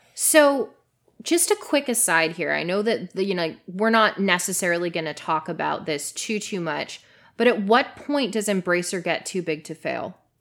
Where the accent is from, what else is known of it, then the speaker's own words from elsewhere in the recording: Canada; moved away; I'm Canadian